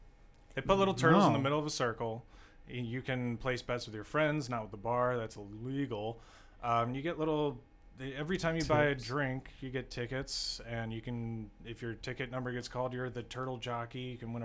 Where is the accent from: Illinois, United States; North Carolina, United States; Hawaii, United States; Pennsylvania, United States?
Illinois, United States; St. Charles; St. Charles.